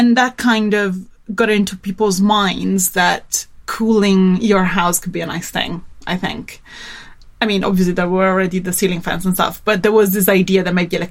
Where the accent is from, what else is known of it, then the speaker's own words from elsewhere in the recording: Turin, Piedmont, Italy; And I come from Turin, which is, it's in the north